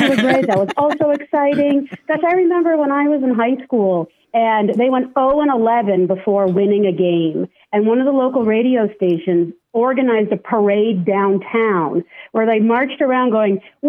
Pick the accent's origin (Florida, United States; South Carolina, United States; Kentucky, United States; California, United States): California, United States; San Diego; I grew up in San Diego